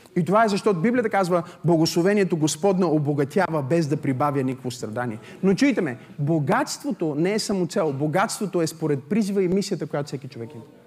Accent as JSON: {"language": "Bulgarian", "country": "Bulgaria", "said": "съм от България"}